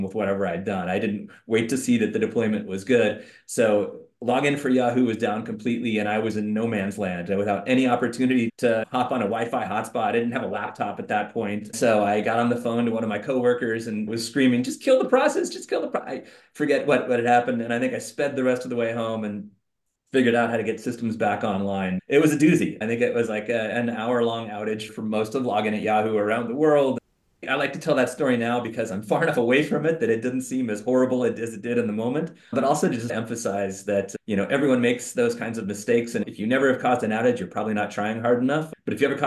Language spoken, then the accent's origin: English; Silicon Valley, California, United States; I grew up in Silicon Valley